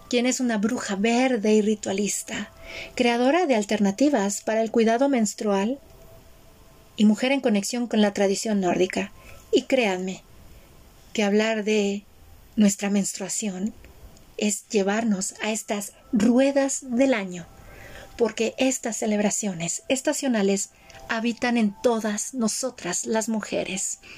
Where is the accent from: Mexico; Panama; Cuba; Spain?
Mexico; born there; ok, yo nací en México, estoy aquí, pero ¿por qué me llaman los rituales de otro país?